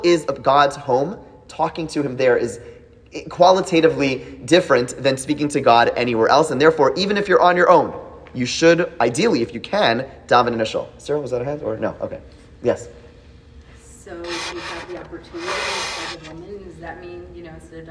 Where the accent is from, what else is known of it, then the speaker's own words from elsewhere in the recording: Canada; moved away; as a Canadian